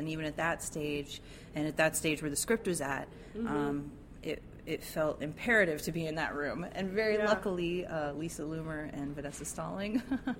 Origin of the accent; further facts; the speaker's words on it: Texas, United States; I grew up in the Texas education system and got Texas history in elementary school, middle school, and high school.